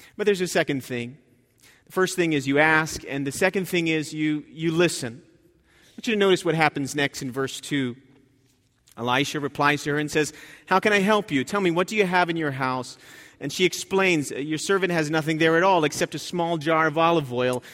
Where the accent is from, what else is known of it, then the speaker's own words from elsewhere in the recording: New Jersey, United States; I grew up in New Jersey